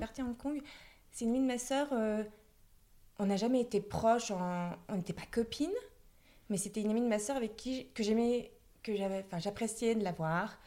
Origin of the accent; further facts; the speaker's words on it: the Nord, Hauts-de-France, France; je suis originaire du Nord. J'ai fait mes études dans le Nord.